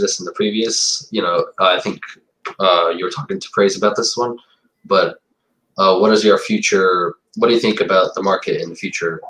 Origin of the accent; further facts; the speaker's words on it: New York City / Suffolk County, United States; I was born in New York City, and and my parents uh, actually came here as immigrants and I, at 10 years old, I got moved. I moved to Suffolk County